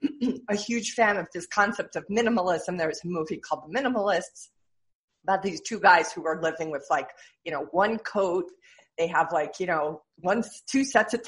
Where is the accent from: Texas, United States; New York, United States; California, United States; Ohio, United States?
New York, United States; accent: New York; my New York accent